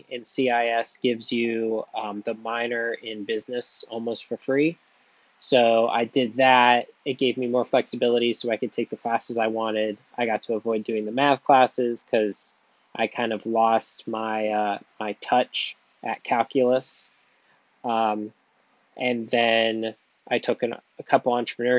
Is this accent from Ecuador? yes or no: no; Canfield, Ohio, United States; also born or lived in Austintown, Ohio; I've grown up in Youngstown, well, suburbs of Youngstown. Right now I live in Austintown. I grew up in Canfield.